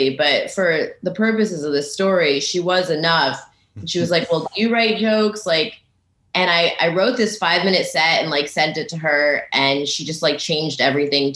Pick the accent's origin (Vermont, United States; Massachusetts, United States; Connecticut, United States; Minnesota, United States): Connecticut, United States; moved away as an adult; also born or lived in New York; I'm actually from Connecticut. That's where I started comedy. And then after like 3 years or so, I moved to New York.